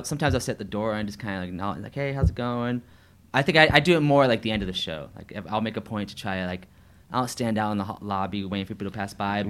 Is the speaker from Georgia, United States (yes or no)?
yes; St. Marys, Georgia, United States; now in Atlanta, United States; I did um, a show in my hometown of St. Mary's